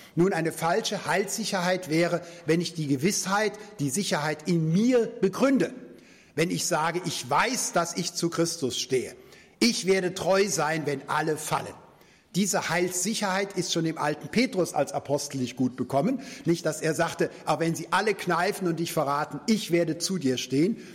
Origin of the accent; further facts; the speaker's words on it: Germany; als Deutsche haben wir lange Zeit nach dem Zweiten Weltkrieg ja gar keinen Friedensvertrag gehabt